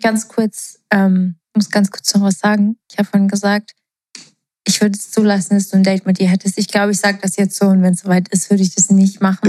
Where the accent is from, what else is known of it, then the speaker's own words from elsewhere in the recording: Portugal; moved away; ich bin ja in Portugal ähm, aufgewachsen